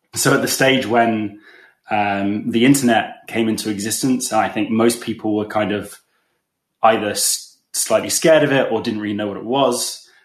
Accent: England, United Kingdom; moved away as an adult; also born or lived in London; now in Berlin, Germany; You can probably tell from my accent that I'm not from Germany, but I'm English.

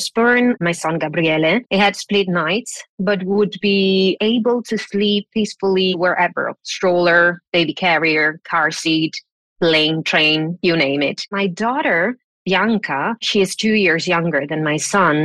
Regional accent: Italy; moved away; I was raised in Italy

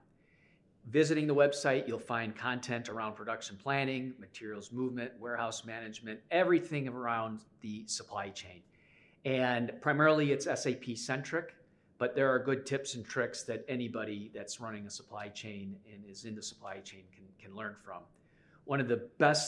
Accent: Chicago, Illinois, United States; I'm from Chicago

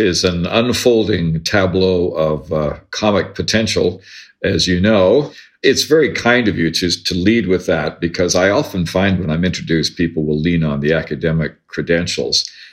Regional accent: Ontario, Canada; moved away as an adult; also born or lived in United States; I grew up in Ontario in the 60s and 70s and spent the 80s in the United States and came back to Canada in the 90s

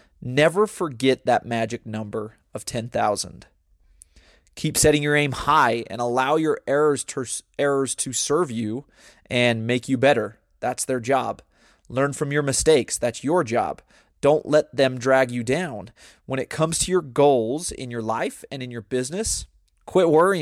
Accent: United States; also born or lived in Brazil; when I tell them America

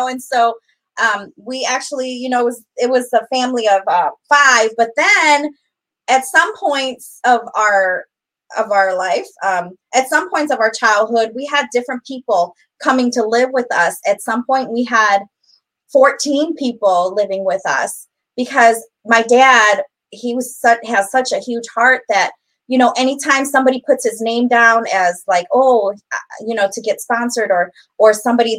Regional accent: Elgin, Illinois, United States; We grew up right on South Chapel Street

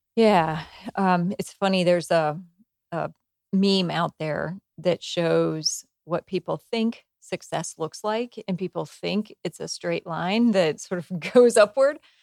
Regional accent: United States; I grew up in small town U S

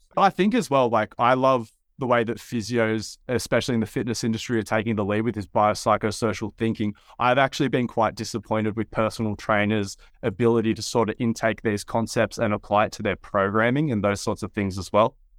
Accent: Wollongong, New South Wales, Australia; also born or lived in Sydney; I'm from a town, Wollongong, a coastal town about an hour and a half south of Sydney

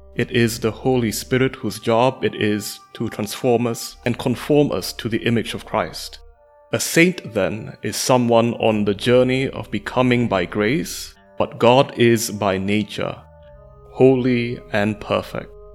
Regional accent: Malaysia; I am a mathematician from Malaysia.

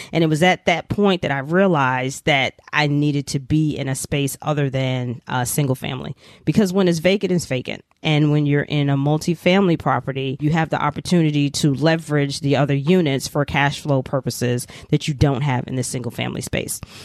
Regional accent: New York City, New York, United States; I'm a native New Yorker, born and raised in New York City, proud of it

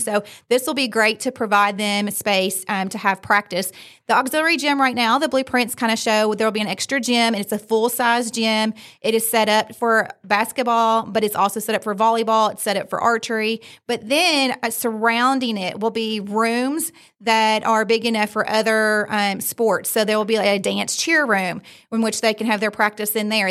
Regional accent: Fayette County, Kentucky, United States; I grew up in Fayette County

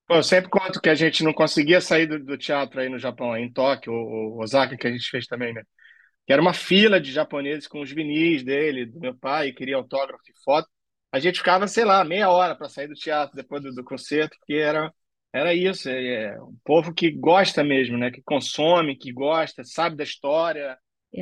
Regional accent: Rio de Janeiro, Brazil; moved away as an adult; now in Portugal; Sou do Rio de Janeiro, nascido no Rio de Janeiro, em 1972, ou seja, 50 anos atrás. Uh. Carioca da Gema

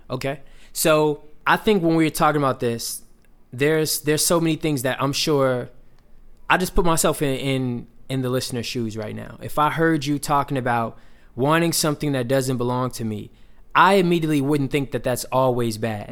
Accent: Atlanta, Georgia, United States; moved away; one of the pastors that I grew up around back in Atlanta

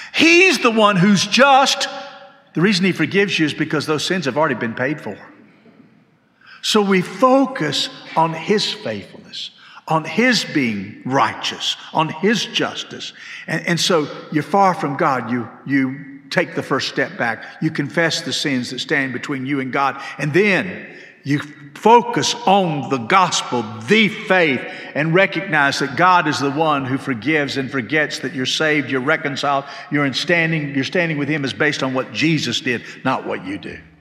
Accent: Macon, Georgia, United States; now in Hendersonville, United States; When I was growing up, we moved to Macon when I was in sixth grade, and we lived in a small house

